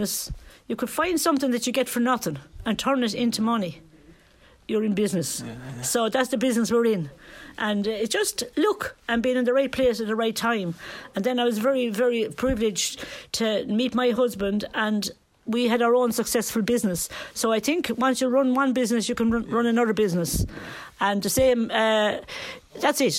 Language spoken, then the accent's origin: English; Tralee, Munster, Ireland; now in Ballon, Ireland; I come from Tralee